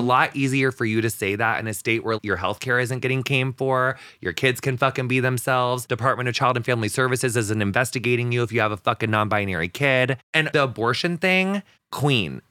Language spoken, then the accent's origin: English; West central Illinois, United States; we're actually the very furthest bit west in Illinois that you can be